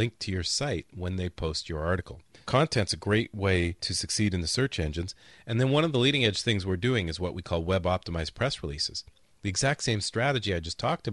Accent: Canada; moved away; We're both Canadians

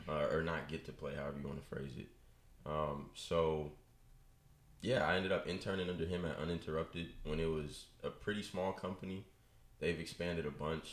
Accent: Richmond, California, United States; I am from Richmond. Like I said, went to high school at St. Mary's for two years and then came over to the dark side to Salesian with y'all boys

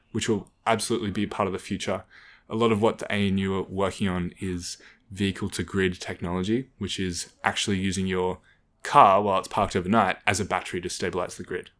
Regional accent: Canberra, Australian Capital Territory, Australia; growing up in Canberra, you know, a lot of the community is around the school.

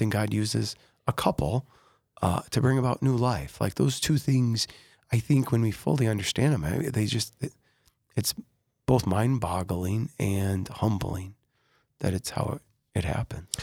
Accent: Sioux Falls, South Dakota, United States; I was born in Sioux Falls

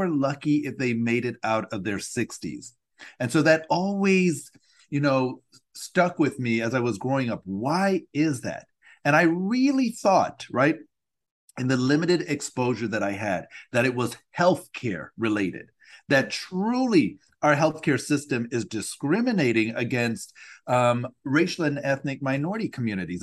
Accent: Nebraska, United States; I'm originally from Nebraska

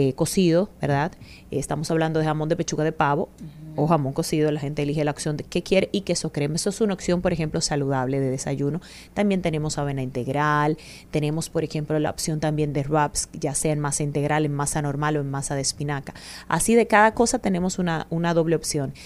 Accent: Yerba Buena, Hato Mayor, Dominican Republic; now in Santo Domingo, Dominican Republic; yo soy de Ato Mayor

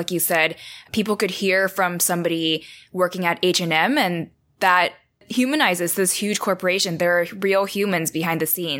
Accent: Taiwan; now in United States; I was born and raised in Taiwan. So Asia has a very special place in my heart.

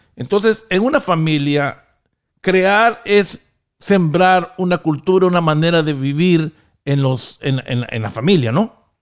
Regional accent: Honduras; now in United States; en este país donde yo vivo, en Estados Unidos, aunque originariamente soy de Honduras

